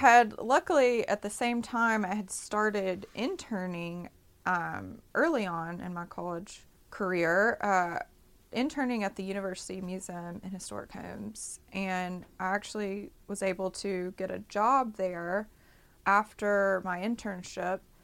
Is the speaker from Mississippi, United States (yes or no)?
yes; Jackson, Mississippi, United States; moved away as an adult; also born or lived in New Orleans, Louisiana / Austin, Texas; So I come from Jackson, Mississippi. I grew up here and grew up all over the state.